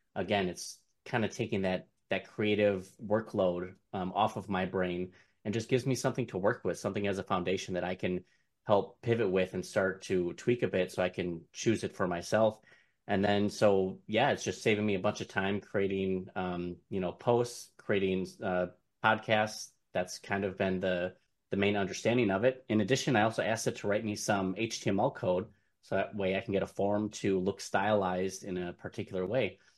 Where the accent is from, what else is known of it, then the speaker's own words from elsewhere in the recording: Milwaukee, Wisconsin, United States; I am from Milwaukee, Wisconsin